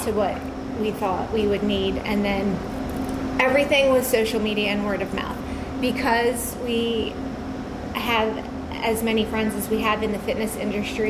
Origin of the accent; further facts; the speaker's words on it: Long Beach Island, New Jersey, United States; now in Royersford, United States; I'm from New Jersey.